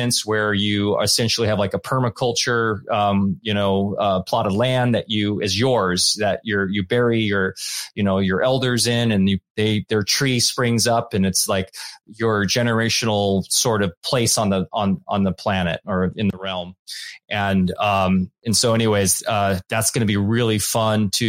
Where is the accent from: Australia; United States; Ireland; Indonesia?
United States; Orange County, California; I grew up in Orange County where it was like, you know, every corner was a 7-Eleven and Disneyland and all